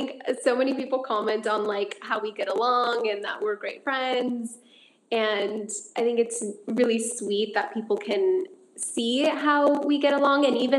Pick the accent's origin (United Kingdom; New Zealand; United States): United States; even though we grew up here in the States, our roots and our home is still Mexico, and it'll always be Mexico.